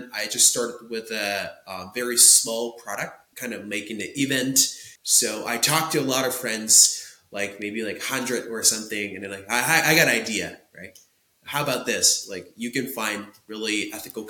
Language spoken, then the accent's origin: English; Tokyo, Japan; English is a second language; I was born and raised in Tokyo, Japan